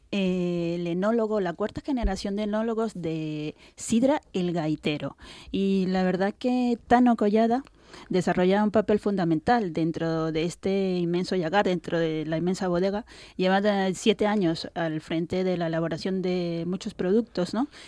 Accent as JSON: {"language": "Spanish", "country": "Venezuela", "moved": "yes", "lives_now": "Spain"}